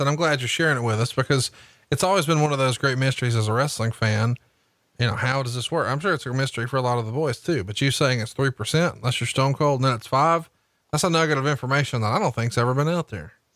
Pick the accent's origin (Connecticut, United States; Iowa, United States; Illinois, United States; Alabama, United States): Alabama, United States; Huntsville; my hometown of Huntsville, Alabama